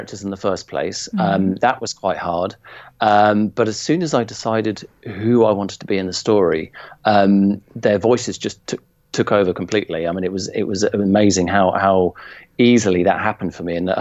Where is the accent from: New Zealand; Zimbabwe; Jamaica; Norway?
Zimbabwe; moved away; my own childhood of growing up in Zimbabwe and being at school there